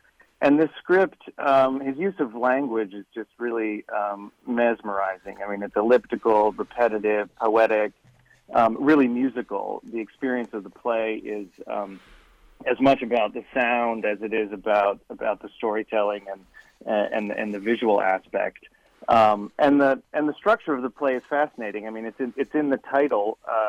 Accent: Southern California, United States; I grew up here in Southern California

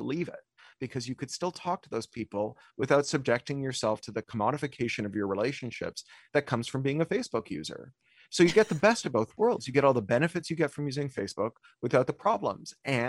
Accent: Canada; I mean, I grew up in Canada.

